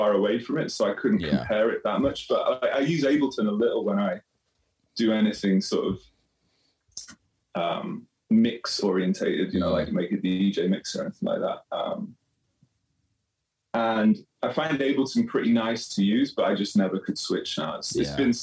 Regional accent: Stafford, West Midlands, United Kingdom; now in Los Angeles, United States; I'm from Stafford originally

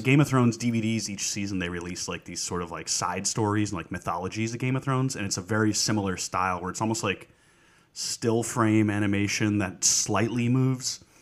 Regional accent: New York, United States; we grew up in New York

